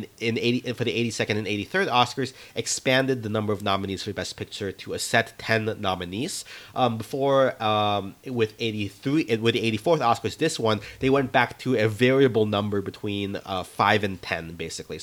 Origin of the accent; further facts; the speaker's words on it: Jacksonville, Florida, United States; moved away; I'm originally also from Jacksonville, Florida